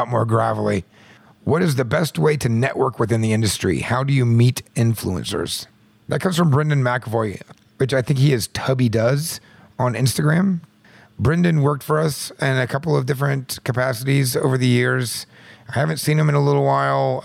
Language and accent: English; Midwest, United States; I'm from the Midwest